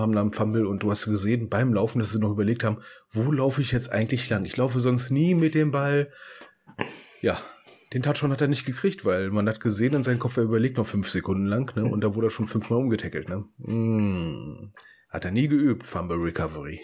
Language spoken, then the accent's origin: German; Germany; wir sind Deutsche